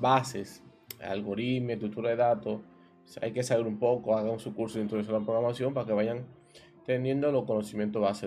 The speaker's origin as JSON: {"language": "Spanish", "country": "Dominican Republic", "said": "como diríamos aquí en mi país, una balsa, es un término dominicano"}